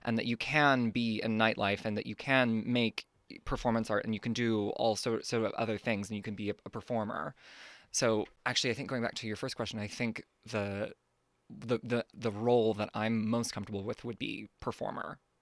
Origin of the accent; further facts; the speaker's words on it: Redding, California, United States; moved away as an adult; also born or lived in Austin, Texas / Berlin; I grew up mostly in Northern California in this town called Redding